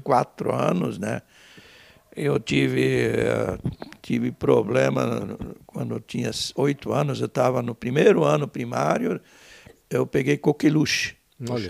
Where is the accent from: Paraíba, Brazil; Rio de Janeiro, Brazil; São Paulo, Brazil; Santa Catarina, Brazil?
Santa Catarina, Brazil; Benedito Novo; now in Timbó, Brazil; Eu nasci eh, em Benedito Novo, tá, cidade vizinha uhum. aqui, né, no, no longe. Uh, ah, meu pai, meus pais eram colonos, né? Eu praticamente me vivenciei, me criei na colônia